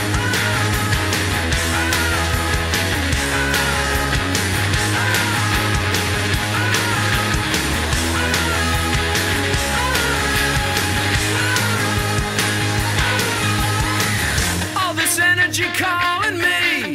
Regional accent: Clinton, Iowa, United States; the town I grew up in Clinton

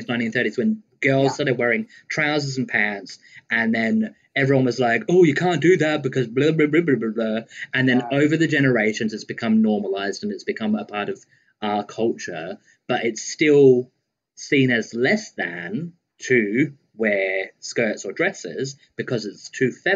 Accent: Central Australia, Australia; I grew up on a farm in Central Australia.

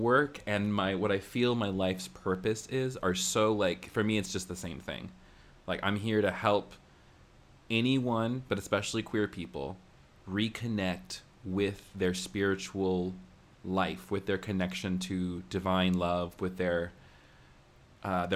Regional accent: the American South, United States; growing up in the American South means, like, you're kind of, like, exposed to evangelicalism

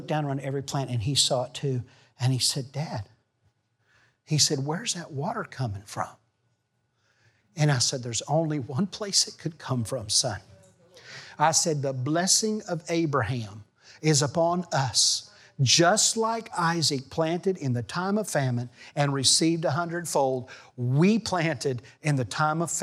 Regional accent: Missouri, United States; also born or lived in Arkansas; I grew up in Missouri and Arkansas. And my late teens, we lived near Arkansas.

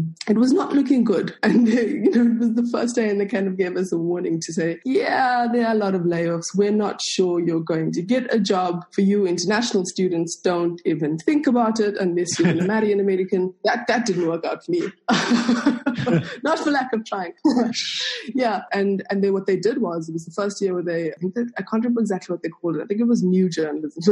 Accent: Johannesburg, Gauteng, South Africa; accent: colored Afrikaans accent; first language Afrikaans; English is a second language; I am South African. I was born in Johannesburg. I grew up in, I think we moved here from the age of 5. So Soweto is South Africa's largest township

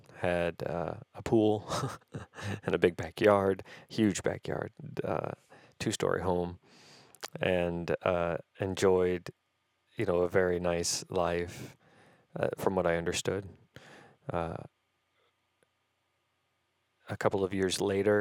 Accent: St. Louis, Missouri, United States; also born or lived in Algiers, Louisiana / New Orleans, Louisiana / Cincinnati, Ohio / Indiana; We lived in St. Louis for the rest of my time growing up. And in fact, I have lived here the majority of my time.

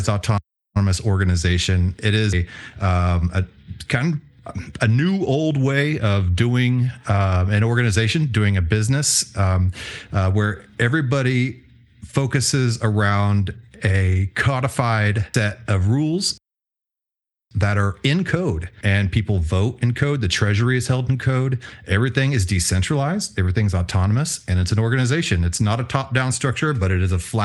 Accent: Houston, Texas, United States; also born or lived in Tulsa, Oklahoma; I was born and raised in Houston, Texas. Spent as a child a little bit of time in Tulsa, Oklahoma, but mostly Houston.

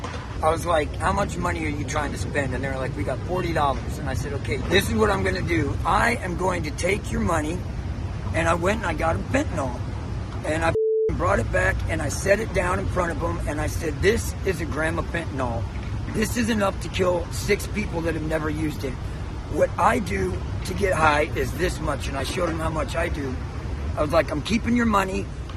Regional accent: Louisiana, United States; now in San Francisco, United States; Louisiana, Texas area.

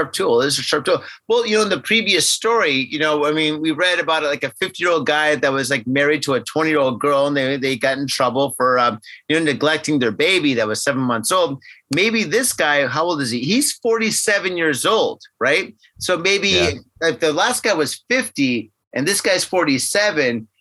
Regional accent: United States; now in Japan; I'm American

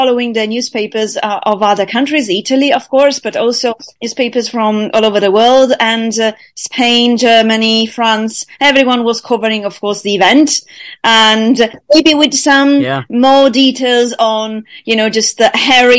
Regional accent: United Kingdom; That's part of being British, after all.

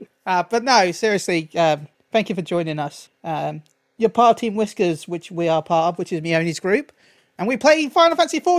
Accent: Texas, United States; Talon, look, as an American, right? I'm a Texan, right? Sorry. Look, as an American, we right? Do. I'm a Texan, right? We do sweet tea like no one else.

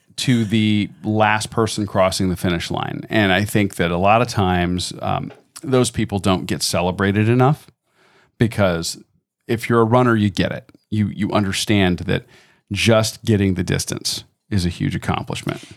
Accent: Florida, United States; also born or lived in Georgia; born and raised here in Florida.

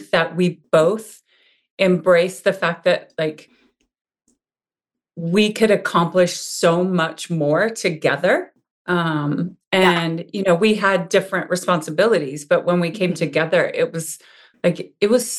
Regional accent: Montana, United States; now in Ligonier, United States; I was born and raised in Montana.

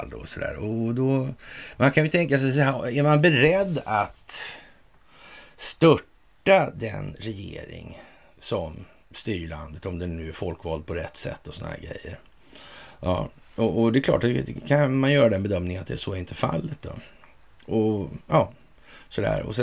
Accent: Russia; Jag, jag, känner att jag är släkt med massmördare för jag är ryss.

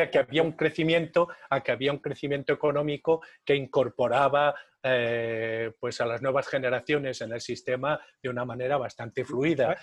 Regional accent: Navarre, Spain; yo soy navarro

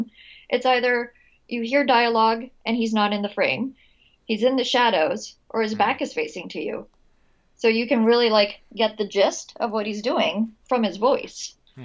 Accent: Philippines; growing up in the Philippines

